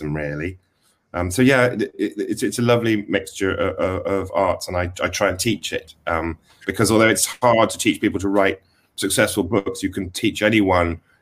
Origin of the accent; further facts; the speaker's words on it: Wales, United Kingdom; also born or lived in England; I realized I was from a valley, which happens to be in Wales. Therefore, I'm Welsh. And I went to school in England briefly, and then back in Wales